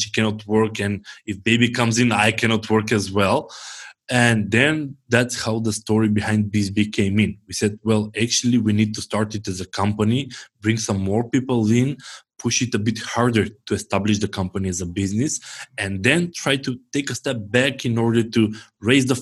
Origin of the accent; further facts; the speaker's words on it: North Macedonia; I'm from Macedonia